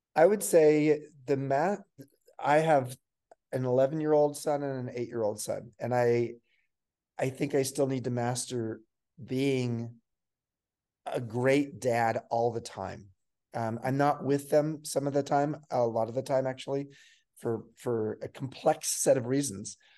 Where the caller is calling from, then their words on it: Santa Fe, New Mexico, United States; I'm um, calling in very early in the morning in Santa Fe, New Mexico, in the United States